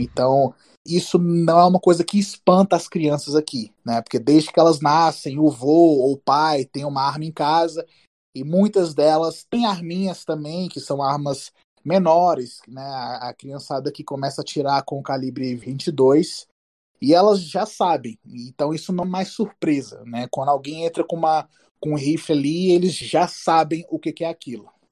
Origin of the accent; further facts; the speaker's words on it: Brazil; moved away as an adult; now in Utah, United States; eu sou do Brasil